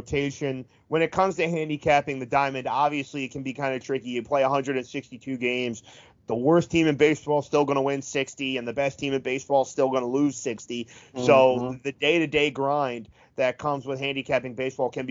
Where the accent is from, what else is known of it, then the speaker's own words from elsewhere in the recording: just outside Philadelphia, southern New Jersey, United States; I grew up just outside of Philly in southern New Jersey